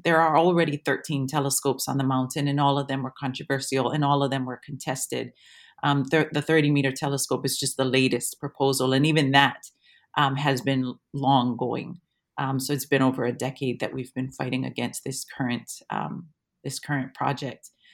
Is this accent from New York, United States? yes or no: no; Waimea, Hawaii, United States; moved away as an adult; now in Wellington, New Zealand; I'm from Waimea, um, on the Big Island, and so Mauna Kea is my mountain. Um, I grew up with, with the Mauna every day